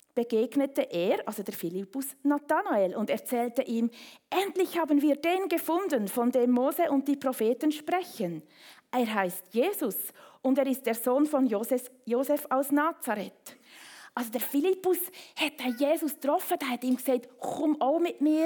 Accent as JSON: {"language": "German", "region": "Bern", "country": "Switzerland", "tie": "born or raised there", "moved": "yes", "lives_now": "Rapperswil, Switzerland", "said": "komme ich aus dem Kanton Bern, bin zu Frau Brunnen aufgewachsen"}